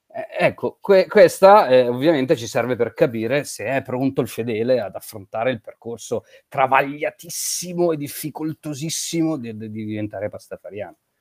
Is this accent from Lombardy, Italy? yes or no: yes; Como, Lombardy, Italy; io sono originario di Como